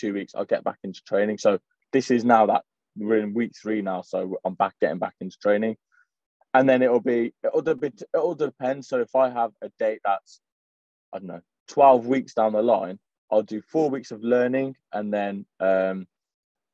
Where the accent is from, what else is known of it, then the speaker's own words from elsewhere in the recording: Coventry, West Midlands, United Kingdom; I'm from Coventry.